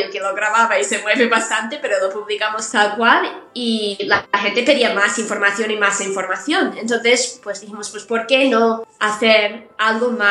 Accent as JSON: {"language": "Spanish", "country": "United States", "lives_now": "Spain", "said": "Yo soy de Estados Unidos."}